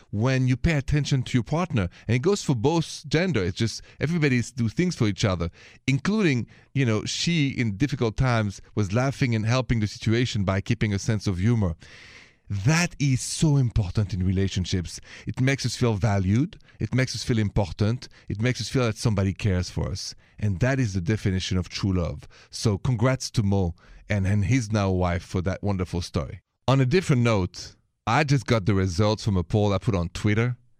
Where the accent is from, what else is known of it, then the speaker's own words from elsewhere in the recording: Paris, Île-de-France, France; accent: French; English is a second language; moved away; I'm from Paris